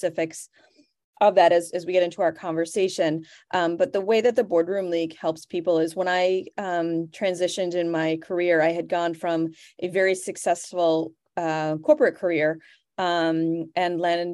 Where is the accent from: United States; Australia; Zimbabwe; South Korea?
United States; New England; I'm from the New England area